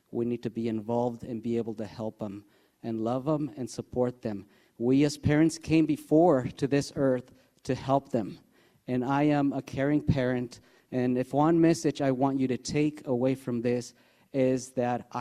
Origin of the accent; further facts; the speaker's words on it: Mexico City, Mexico; moved away as an adult; now in Ferndale, United States; I was born and raised in Mexico City. Due to crime, I had to come to the United States.